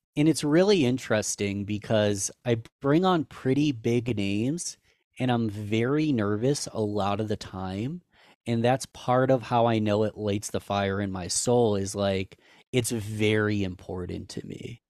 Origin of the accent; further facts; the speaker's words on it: Rochester, New York, United States; I was born and raised in Rochester